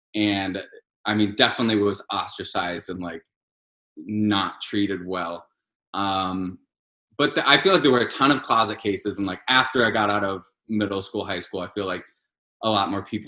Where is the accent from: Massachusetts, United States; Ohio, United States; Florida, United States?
Ohio, United States; Cleveland; Cleveland. The magical land of Cleveland.